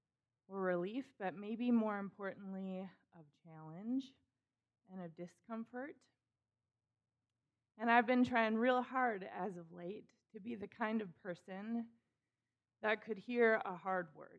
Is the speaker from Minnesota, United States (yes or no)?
yes; Minnesota, United States; also born or lived in Chicago; I grew up in Minnesota, born and raised.